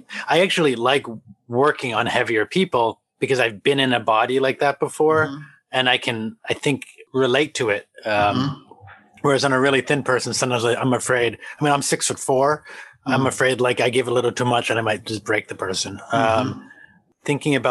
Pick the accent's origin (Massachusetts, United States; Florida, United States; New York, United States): Massachusetts, United States; Boston; I'm from Boston, so we're not known for our soft speaking